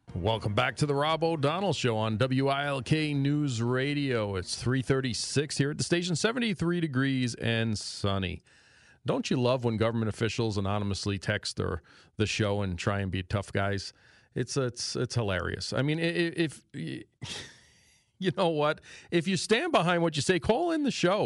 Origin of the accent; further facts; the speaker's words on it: New York City, New York, United States; accent: New York; moved away as an adult; also born or lived in Port Jefferson, New York; now in Northeast Pennsylvania, United States; I grew up in Astoria, Queens, in New York City